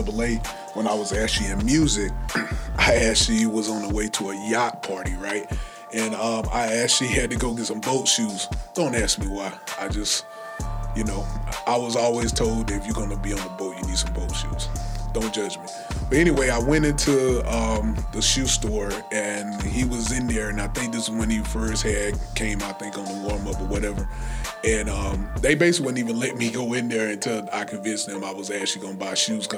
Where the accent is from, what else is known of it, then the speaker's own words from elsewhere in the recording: Anderson, South Carolina, United States; Anderson, South Carolina, my hometown